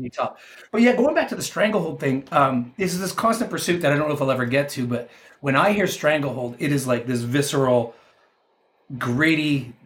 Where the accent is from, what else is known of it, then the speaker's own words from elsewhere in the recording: Canada; I'm a 49 year old guy from Canada